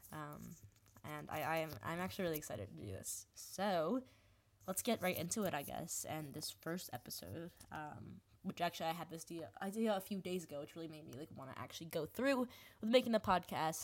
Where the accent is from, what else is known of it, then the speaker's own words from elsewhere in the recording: New Jersey, United States; I am from New Jersey, born, born and raised